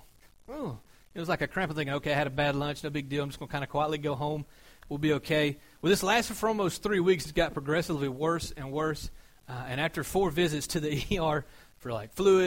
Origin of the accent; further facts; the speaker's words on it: Georgia, United States; I'm from Georgia